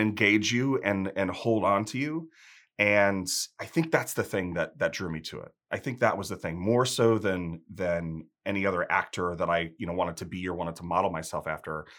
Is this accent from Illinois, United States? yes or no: yes; outside of Chicago, Illinois, United States; moved away; also born or lived in South Carolina; I grew up outside of Chicago